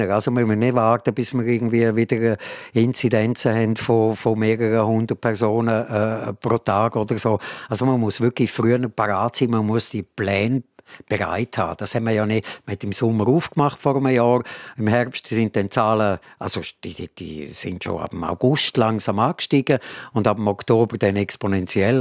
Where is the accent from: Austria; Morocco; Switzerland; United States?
Switzerland; wir sind alle äh, Schweizer Bürger und, und können hier leben